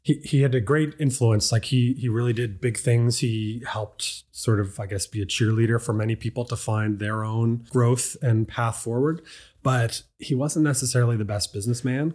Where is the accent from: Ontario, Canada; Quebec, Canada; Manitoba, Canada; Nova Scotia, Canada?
Nova Scotia, Canada; Dartmouth; I'm from Dartmouth. My family's been on the same piece of land there for over a hundred years